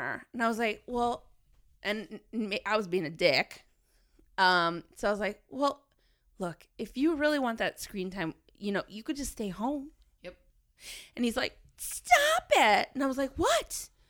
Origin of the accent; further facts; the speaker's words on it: New York, United States; moved away; Maybe it's a remnant of being a New Yorker